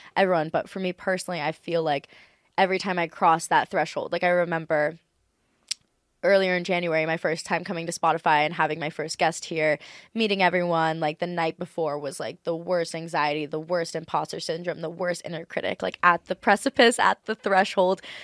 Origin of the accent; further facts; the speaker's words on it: Maui, Hawaii, United States; I'm from Maui, Hawaii